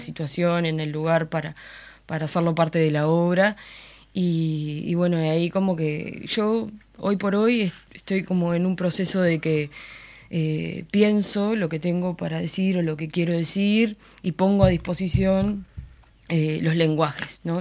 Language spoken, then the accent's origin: Spanish; Florida, Uruguay; soy de Florida y tengo como un vínculo súper fuerte y anclado en el territorio, ¿no? En el lugar de donde yo vengo